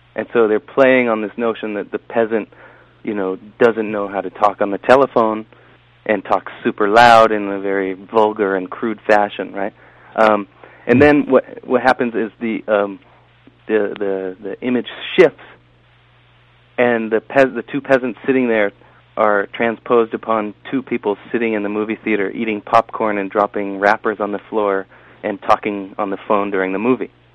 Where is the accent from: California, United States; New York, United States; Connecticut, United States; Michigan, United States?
California, United States; San Diego; now in New Haven, United States; I grew up in Southern California